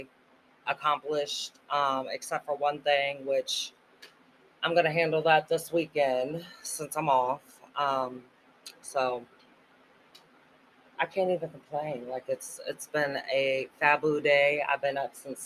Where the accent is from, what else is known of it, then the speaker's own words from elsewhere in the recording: Missouri, United States; accent: Jersey; I'm from Missouri, but when I'm mad, I talk like I'm from Jersey.